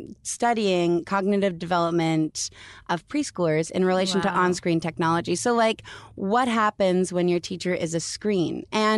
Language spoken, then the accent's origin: English; Canada; We're both from